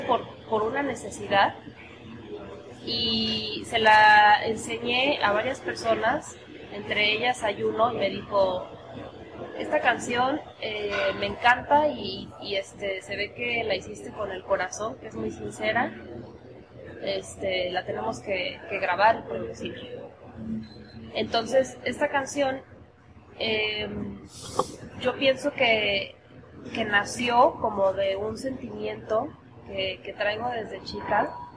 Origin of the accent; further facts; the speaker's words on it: Aguascalientes, Mexico; moved away as an adult; also born or lived in Mexico City; Soy de Aguascalientes, pero viví muchos años en la Ciudad de México. Viví 10 años, allá estudié música y también trabajé por varios años.